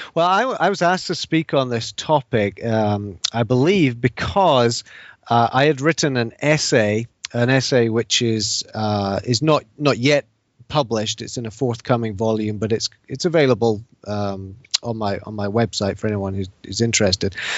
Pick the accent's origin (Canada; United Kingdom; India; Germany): United Kingdom; Scotland; moved away as an adult; also born or lived in England; now in United States; I'm not I'm not Scottish by by birth. My parents are English, even though I lived most of my life in Scotland.